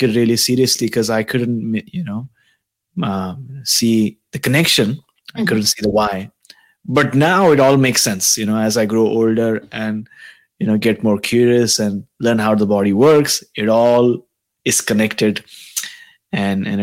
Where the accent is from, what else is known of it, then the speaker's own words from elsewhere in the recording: India; as an Indian, there are certain things that you just